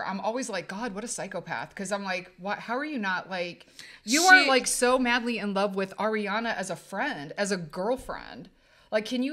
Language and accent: English; Ohio, United States; we're from Ohio, so it's Fox 8 Cleveland.